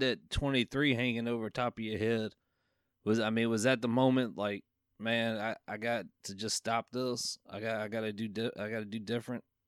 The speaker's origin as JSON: {"language": "English", "region": "Virginia", "country": "United States", "tie": "born or raised there", "said": "from Virginia, my home state"}